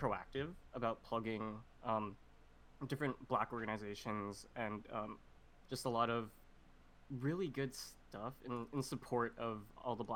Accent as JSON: {"language": "English", "town": "Vancouver", "region": "British Columbia", "country": "Canada", "tie": "born or raised there", "said": "growing up in Vancouver"}